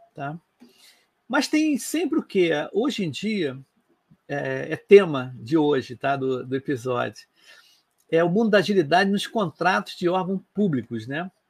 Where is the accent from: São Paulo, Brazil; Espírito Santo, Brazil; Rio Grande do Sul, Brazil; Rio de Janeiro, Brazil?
Rio de Janeiro, Brazil; eu sou do Rio de Janeiro